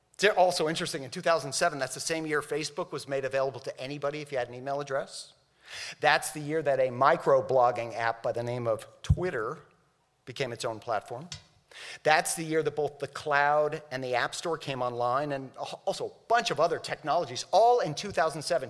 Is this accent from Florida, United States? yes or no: yes; Miami, Florida, United States; I grew up in Miami